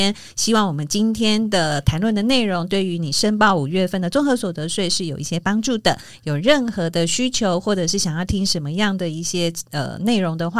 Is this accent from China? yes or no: no; Taiwan; 因为我我刚刚讲属地的部分是站在我们是台湾人的角度去讲的